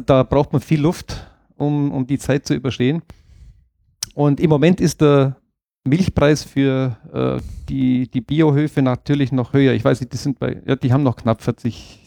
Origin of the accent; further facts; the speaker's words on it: Allgäu, Germany; bei uns im Allgäu